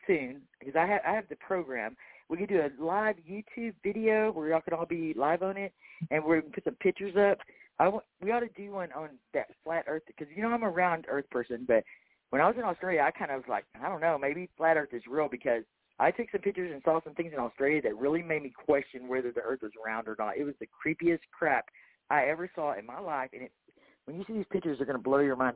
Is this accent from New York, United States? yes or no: no; Texas, United States; I'm from Texas